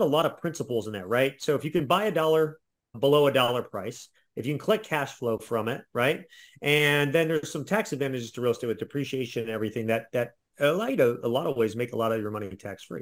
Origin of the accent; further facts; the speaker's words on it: Ohio, United States; I'm from Ohio, so we have, we're very flat